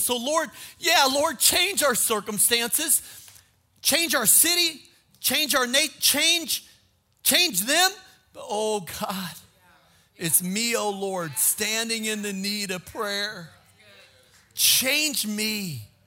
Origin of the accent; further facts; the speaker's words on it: Minnesota, United States; I grew up in Minnesota